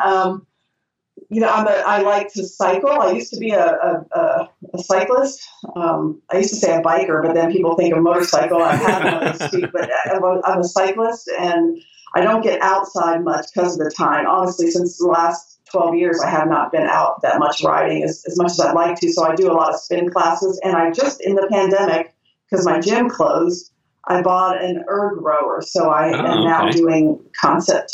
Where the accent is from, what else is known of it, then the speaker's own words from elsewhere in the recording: Ohio, United States; moved away as an adult; also born or lived in Tallahassee, Florida / Key West, Florida; now in Atlanta, United States; I was raised in Ohio. I left when I was after Bowling Green when I was 22, and I've lived in the South ever since